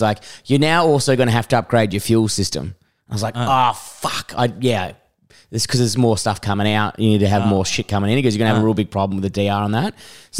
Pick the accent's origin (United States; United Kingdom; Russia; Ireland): United Kingdom; England; We're English